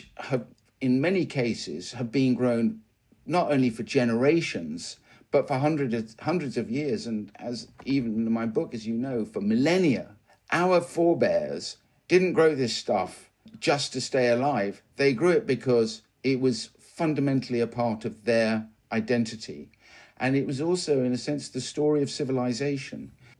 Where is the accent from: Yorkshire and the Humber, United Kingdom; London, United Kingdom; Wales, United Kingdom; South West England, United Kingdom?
South West England, United Kingdom; Well, first of all, you should know I'm a country boy. So I was born and raised in Devon